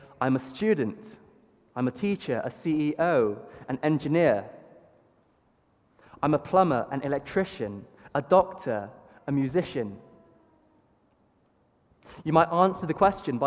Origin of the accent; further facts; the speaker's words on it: Bath, South West England, United Kingdom; Being a British-born Chinese